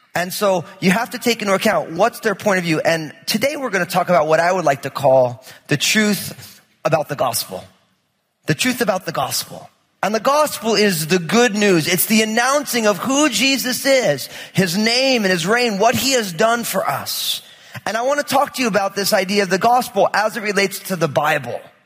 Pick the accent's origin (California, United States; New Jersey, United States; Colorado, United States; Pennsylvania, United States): New Jersey, United States; I'm from New Jersey, so it's like nothing's quiet